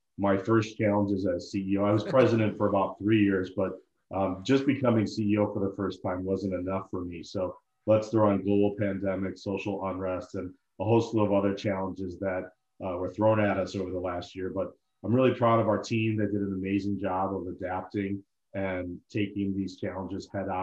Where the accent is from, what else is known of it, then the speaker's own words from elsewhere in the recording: Deerfield, Illinois, United States; also born or lived in Syracuse, New York / London; I grew up in Deerfield, Illinois, suburb of Chicago. I actually still live here